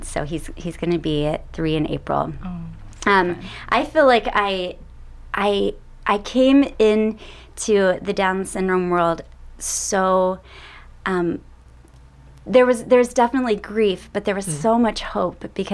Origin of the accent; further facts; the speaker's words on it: Texas, United States; accent: Texas; my Texas accent's coming out.